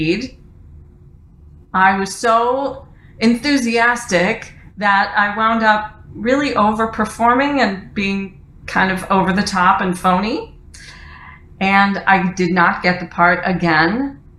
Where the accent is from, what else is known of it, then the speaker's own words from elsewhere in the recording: Detroit, Michigan, United States; moved away as an adult; also born or lived in New York; I moved from my hometown of Detroit to New York after college to pursue a career in theater